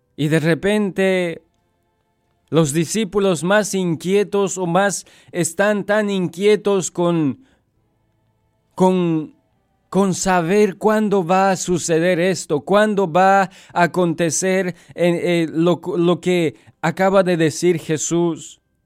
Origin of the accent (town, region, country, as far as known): Bolivia; moved away